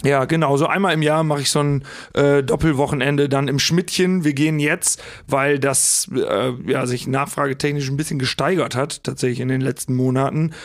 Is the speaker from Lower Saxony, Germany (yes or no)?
yes; Hagen am Teutoburger Wald, Lower Saxony, Germany; bin gebürtiger Osnabrücker oder aus dem Osnabrücker Land. Der Ort heißt äh, Hagen am Teutoburger Wald